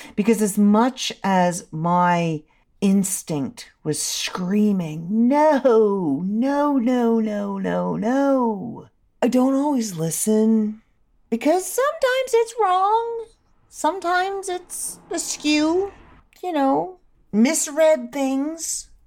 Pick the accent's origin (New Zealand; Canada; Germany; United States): Canada